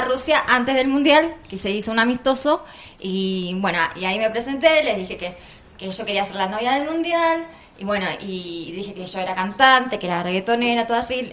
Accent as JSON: {"language": "Spanish", "country": "Argentina", "said": "Yo soy de la Argentina"}